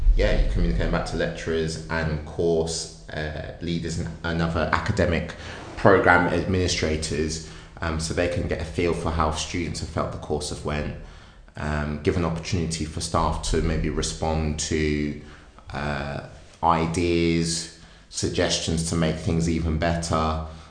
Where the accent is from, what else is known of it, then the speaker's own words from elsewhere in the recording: Wellingborough, East Midlands, United Kingdom; where I grew up in Northamptonshire, in Wellingborough